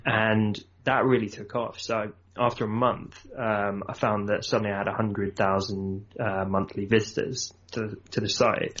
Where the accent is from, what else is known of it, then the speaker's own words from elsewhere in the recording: Surrey, South East England, United Kingdom; I'm from south of London, so kind of Surrey area